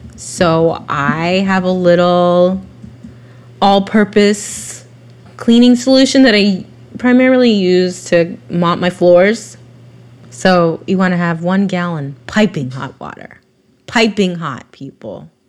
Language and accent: English; Vacaville, California, United States; I'm from Vacaville, so I know a lot of racist. I grew up around a lot of racist people